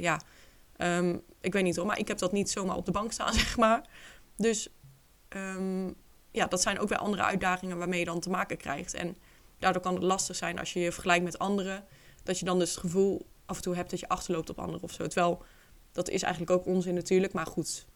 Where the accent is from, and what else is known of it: Netherlands; moved away as an adult; now in Spain